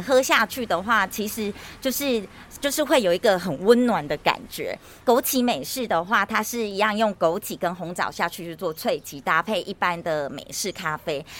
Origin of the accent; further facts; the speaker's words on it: Chenggong, Taitung County, Taiwan; moved away as an adult; also born or lived in mainland China; 我是土生土长的成功人。因为我在隔壁这个新港教会长大的